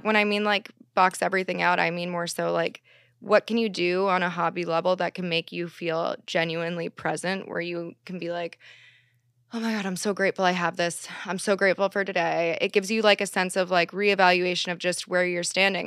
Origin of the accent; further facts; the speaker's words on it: East Coast, United States; now in Los Angeles, United States; I am from the East Coast